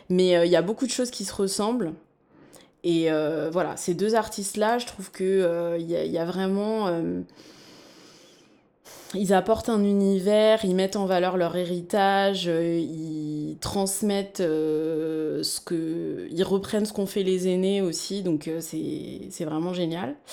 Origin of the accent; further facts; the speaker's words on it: France; born there; puisque je suis née en France.